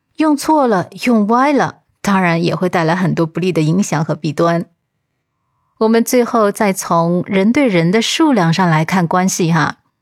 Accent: China; 我们中国人

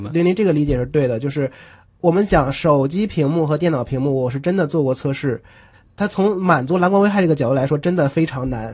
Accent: Northeast China, China; moved away as an adult; now in Shanghai, China; 因为像我是东北人，从小听二人转比较多

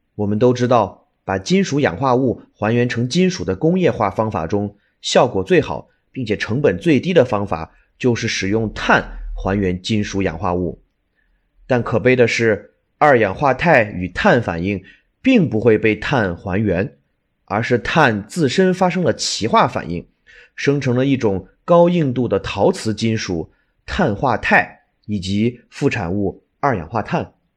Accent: Baoji, Shaanxi, China; 那就是我的家乡陕西省宝鸡市

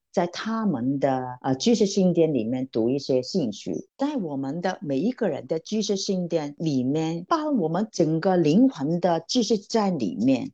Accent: Hong Kong; 我是来自香港的

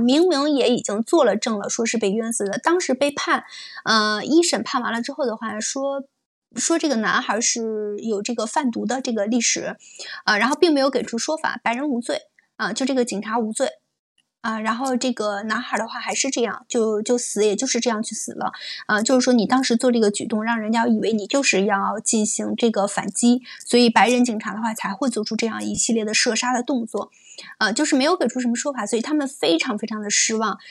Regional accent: China; 我是中国人

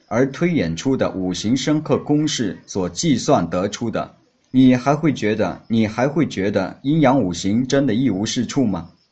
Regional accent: Hainan, China; 我是来自海南的一个普通农民

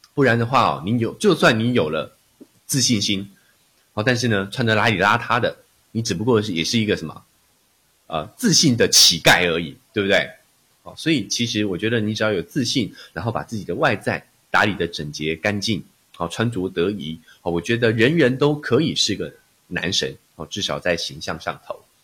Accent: Taiwan; 我来自台湾，哦，之前都是从事声音， 哦，分析的工作， 哦，以及教学

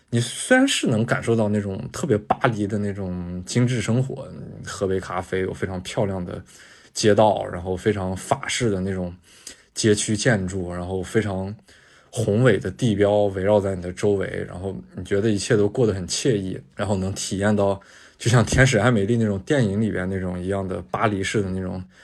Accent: China; 我是中国来的

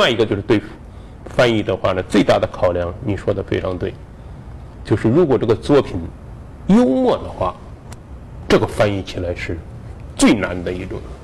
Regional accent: Henan, China; 我们河南人不这么追问

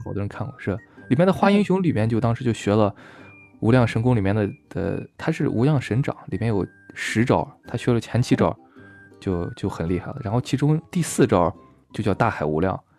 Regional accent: China; 咱们大陆这边儿，就咱内地人这边儿的

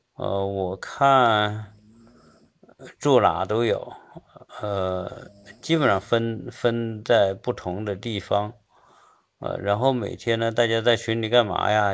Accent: China; also born or lived in Seattle, United States; now in United States; 我们中国人对教育的重视程度

